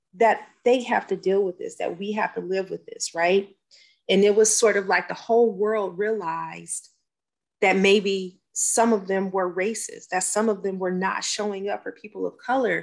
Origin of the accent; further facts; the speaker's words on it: California, United States; now in Georgia, United States; Originally from California. And it was one big melting pot